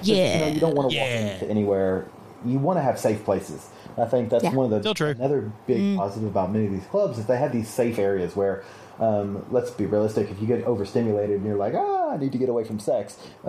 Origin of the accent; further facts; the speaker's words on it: the South, United States; I am from the South, and we don't put collars on many things that aren't dogs.